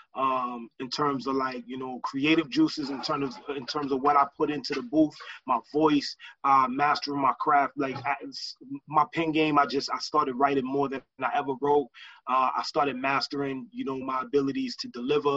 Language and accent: English; Lawrence, Massachusetts, United States; moved away; also born or lived in Boston, Massachusetts; I didn't grow I didn't grow up or I wasn't raised in Boston. Like a lot of people, they equate me to Boston, and, and I and I got love for Boston. I lived in Boston a, a lot a, a, a sizable portion of my life. But um, I'm originally from Lawrence, Massachusetts